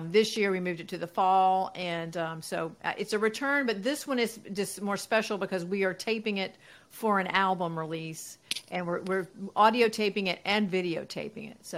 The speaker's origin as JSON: {"language": "English", "town": "Athens", "region": "Georgia", "country": "United States", "tie": "born or raised there", "said": "growing up in Athens is it's a special place to grow up"}